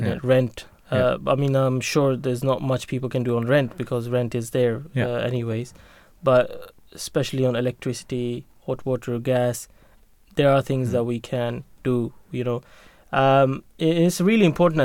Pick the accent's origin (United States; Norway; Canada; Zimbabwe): Norway; now in United Kingdom; I was born in Norway and brought up